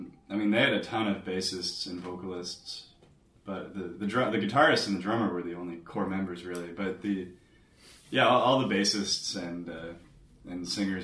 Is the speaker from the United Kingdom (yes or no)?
no; Ontario, Canada; Canada. {S6} Canada. {S5} Middle of Canada. {S6} So that would be {S5} Close to Toronto, closer to the border with New York State. Yeah, I'm practically American.